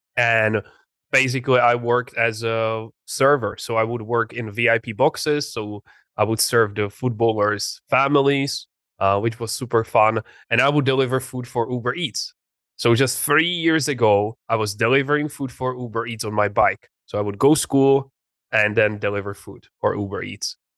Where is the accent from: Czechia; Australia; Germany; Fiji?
Czechia; English is a second language; moved away as an adult; also born or lived in England; I grew up in a very small city uh, in the Czech Republic.